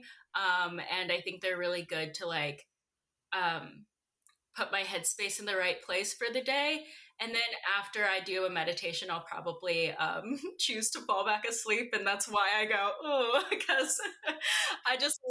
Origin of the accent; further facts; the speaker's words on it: Roanoke, Virginia, United States; in a town called Roanoke, Virginia